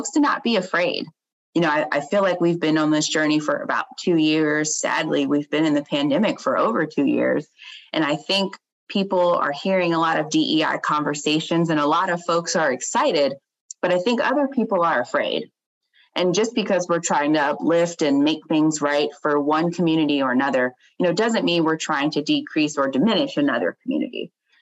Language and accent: English; Chesapeake, Virginia, United States; I am from Chesapeake, and Chesapeake has a large Black population, and I grew up in a neighborhood where most of us own